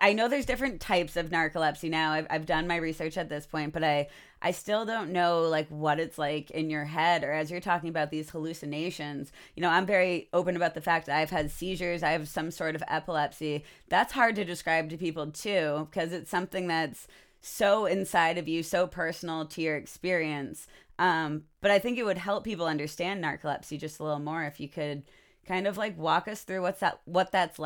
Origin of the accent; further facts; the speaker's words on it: United States; as an American